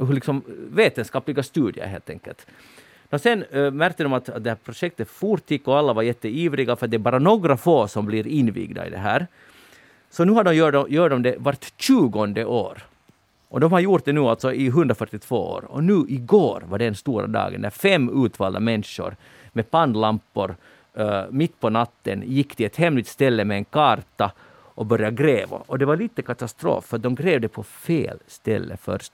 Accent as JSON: {"language": "Swedish", "country": "Finland", "said": "som finlandssvensk"}